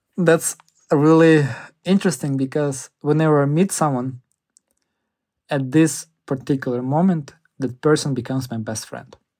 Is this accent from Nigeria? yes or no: no; Ukraine; now in United States; as a, like, a Ukrainian, I really care about people from my hometown